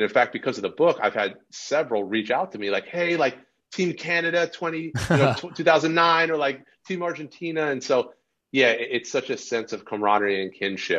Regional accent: northern New Jersey, United States; also born or lived in Wisconsin; No, in New Jersey, northern New Jersey.

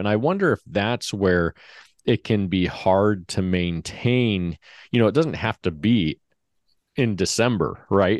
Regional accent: Henderson, Nevada, United States; We grew up in Henderson, so just a suburb of Vegas

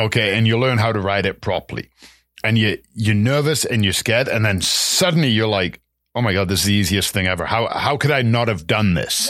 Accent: England, United Kingdom; moved away; growing up in England

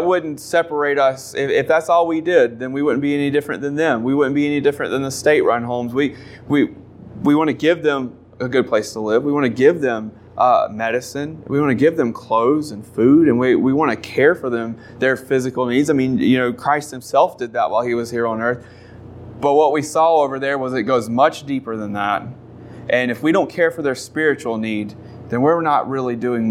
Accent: North Carolina, United States; moved away as an adult; now in South Africa; We're from North Carolina

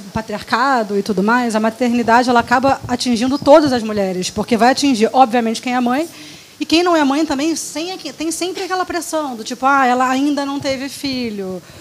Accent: Rio de Janeiro, Brazil; eu sou do Rio, acho que dá para ouvir

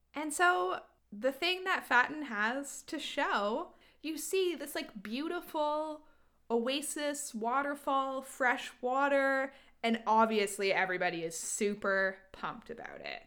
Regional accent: Canada; we're Canadian

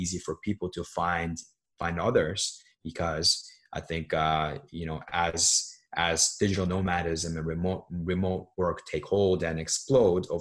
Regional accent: Seoul, South Korea; also born or lived in New York; now in United States; I grew up in Seoul, which is the capital of South Korea

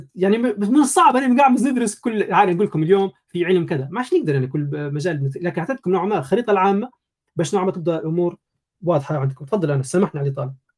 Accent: Janzour, Tripoli District, Libya; ولدت في ليبيا طرابلس جنزور آه، يعني مواليد 92

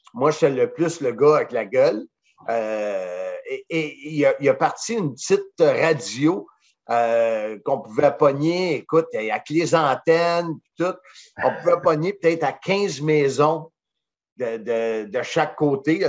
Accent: Salaberry-de-Valleyfield, Quebec, Canada; now in Blainville, Canada; je viens de Valleyfield

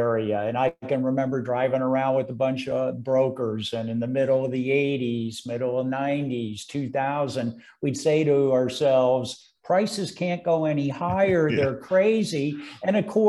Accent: San Francisco Bay Area, California, United States; moved away as an adult; now in Greenville, United States; born and raised in the San Francisco Bay Area.

